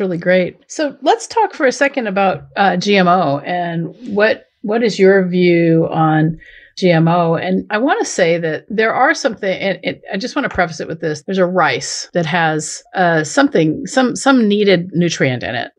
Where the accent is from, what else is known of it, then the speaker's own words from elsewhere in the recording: southeastern Washington State, United States; moved away; I grew up in southeastern Washington State